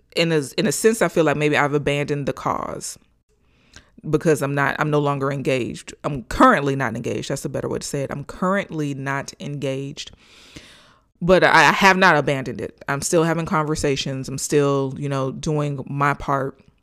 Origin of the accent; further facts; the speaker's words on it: Gainesville, Florida, United States; here in my hometown of Gainesville, Florida.